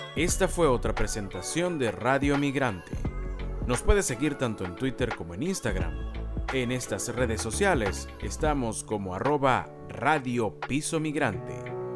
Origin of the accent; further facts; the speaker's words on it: Barquisimeto, Lara, Venezuela; moved away as an adult; also born or lived in San Felipe, Yaracuy, Venezuela; now in Panama; Sí, yo nací en Yaracuy, pero toda mi vida la pasé en Barquisimeto, realmente. Eh, desde chiquito nos mudamos